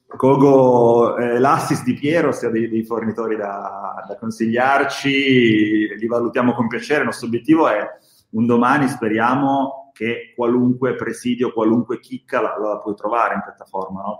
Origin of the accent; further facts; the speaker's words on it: Bra, Piedmont, Italy; io sono di Bra, quindi c'è tutto il mondo slow food, Petrini, e mi è rimasto dentro